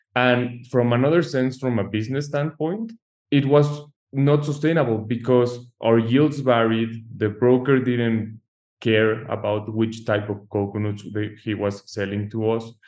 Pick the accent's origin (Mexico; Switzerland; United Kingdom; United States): Mexico; moved away; I'm an architect from Mexico, so I'm new to the US market